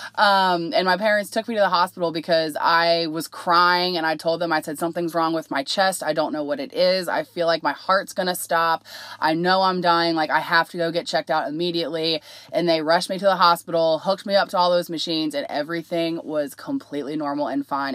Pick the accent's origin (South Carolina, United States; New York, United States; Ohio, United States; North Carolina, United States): Ohio, United States; Cincinnati; I'm from Cincinnati